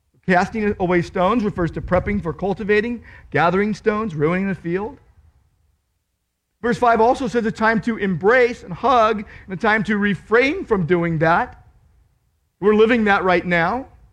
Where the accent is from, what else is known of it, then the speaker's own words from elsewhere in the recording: Downey, California, United States; I grew up in Downey